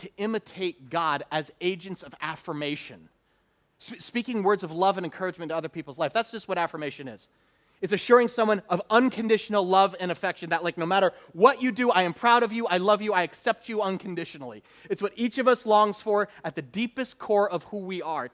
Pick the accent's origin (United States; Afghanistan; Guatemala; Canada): United States; New Jersey; Growing up in New Jersey